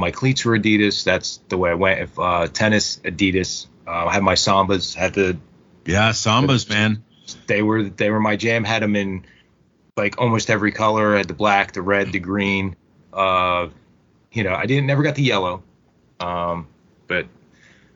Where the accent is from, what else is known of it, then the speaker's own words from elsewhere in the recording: New Jersey, United States; I'm from Jersey.